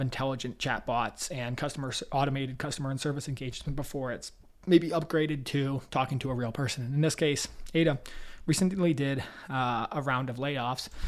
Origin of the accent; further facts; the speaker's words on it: Toronto, Ontario, Canada; I'm from Toronto